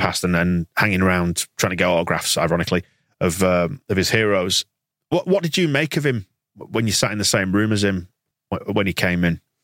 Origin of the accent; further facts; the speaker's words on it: Yorkshire and the Humber, United Kingdom; I'm from Yorkshire